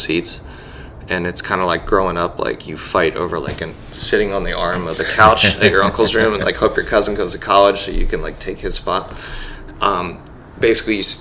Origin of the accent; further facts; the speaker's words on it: Glenside, Pennsylvania, United States; now in Portland, United States; I'm from 5 minutes outside of Philly